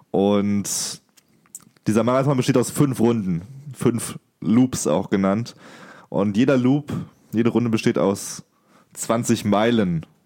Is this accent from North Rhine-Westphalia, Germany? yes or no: no; Baden-Württemberg, Germany; Ich komme aus Baden, nicht aus dem Schwabenland.